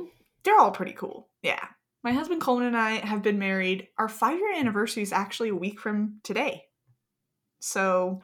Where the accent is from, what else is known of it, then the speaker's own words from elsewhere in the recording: Gilbert, Arizona, United States; I grew up in Gilbert, Arizona with my wonderful, amazing, beautiful, fantastic siblings.